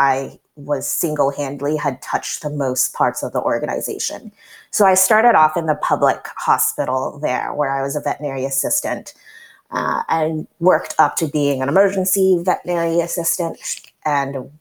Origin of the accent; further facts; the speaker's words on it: Berkeley, California, United States; growing up in the Albany, Berkeley area